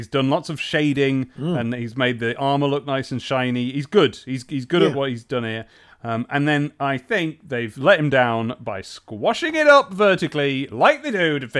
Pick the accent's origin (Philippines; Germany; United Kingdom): United Kingdom; England; as a very much English man